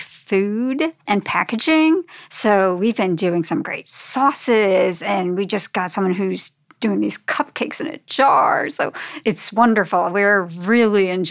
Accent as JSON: {"language": "English", "region": "New Jersey", "country": "United States", "moved": "as an adult", "lives_now": "Frederick, United States", "said": "I was from New Jersey and ended up getting a job at Gesture Type, which was the first desktop publishing company here in Frederick"}